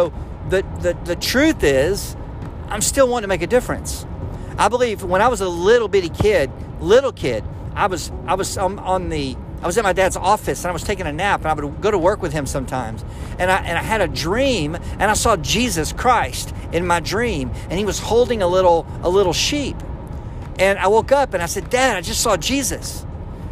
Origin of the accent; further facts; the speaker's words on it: Arlington, Texas, United States; coming over from Tyler, Texas to my hometown of Arlington